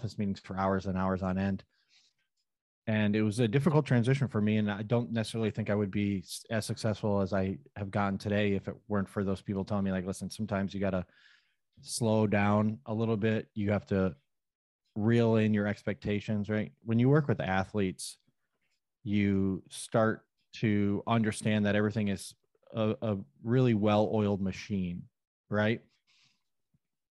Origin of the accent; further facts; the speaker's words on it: Thousand Islands, New York, United States; now in Mohawk Valley, near Utica, United States; I'm from the Thousand Islands, like near Canada originally